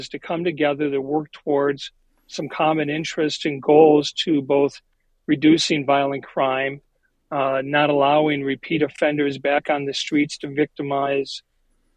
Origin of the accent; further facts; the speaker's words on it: Minneapolis, Minnesota, United States; I was born and raised here in the Minneapolis metropolitan area